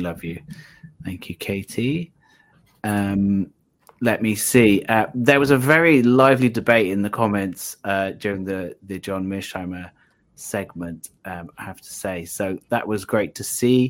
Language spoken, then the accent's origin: English; South Wales, United Kingdom; I'm from South Wales, so I'm actually learning Welsh at the moment.